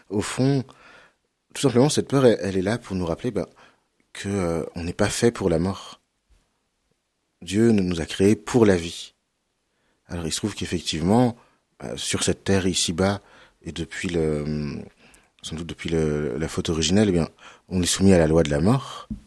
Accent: Cholet, Pays de la Loire, France; Euh, voilà, exactement. J'ai grandi à Cholet.

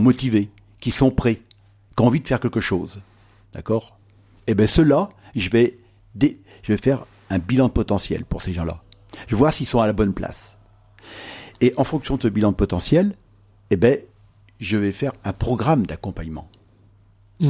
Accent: Noirmoutier-en-l'Île, Pays de la Loire, France; je viens de l'île de Normoutier

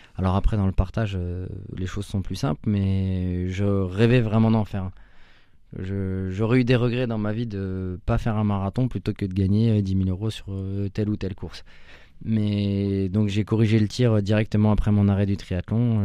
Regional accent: La Chapelle-Saint-Mesmin, Centre-Val de Loire, France; also born or lived in Orléans; je suis né à Orléans, j'habitais à La Chapelle Saint-Mémin jusqu'à mes 18 ans

